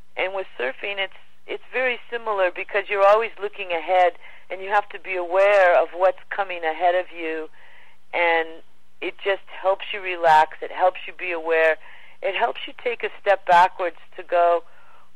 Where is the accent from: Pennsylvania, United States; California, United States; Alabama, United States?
California, United States; Los Angeles; moved away; also born or lived in Hawaii / Australia; I was born and raised in Pacific Palisades, Malibu, California, right on the border there.